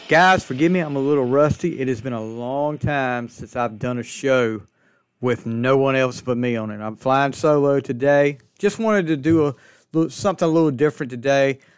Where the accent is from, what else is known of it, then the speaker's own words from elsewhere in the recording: Alaska, North Carolina, United States; I'm from Alaska, North Carolina, small town, About a hundred people, maybe.